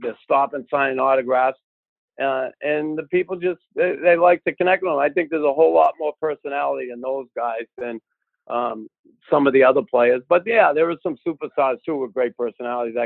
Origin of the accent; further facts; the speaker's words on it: Boston, Massachusetts, United States; accent: Boston; A lot of people always like my accent, right? Because I get that Boston accent.